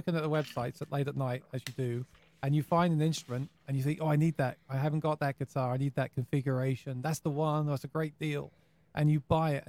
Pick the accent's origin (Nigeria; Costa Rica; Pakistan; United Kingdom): United Kingdom; England; now in New York, United States; I live in New York now, but I used to live in... I came from England